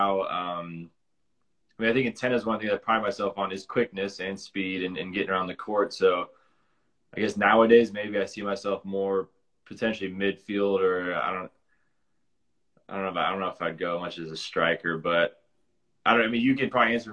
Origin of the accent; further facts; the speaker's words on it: Lincoln, Nebraska, United States; I was born in Lincoln